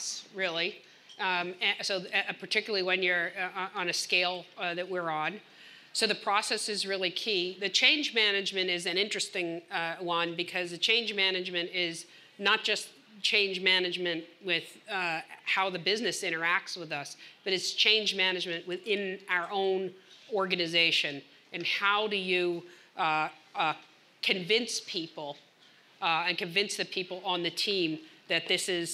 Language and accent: English; New Jersey, United States; now in Boston, United States; I grew up in South Jersey